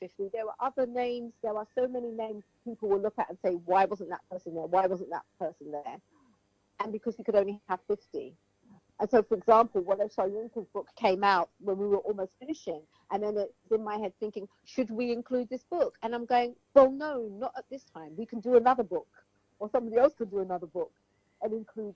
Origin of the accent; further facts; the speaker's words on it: Sierra Leone; I was from Sierra Leone